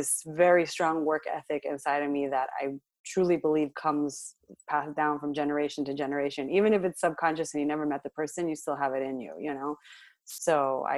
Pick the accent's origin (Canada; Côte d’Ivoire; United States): United States; Los Angeles, California; I grew up in L.A.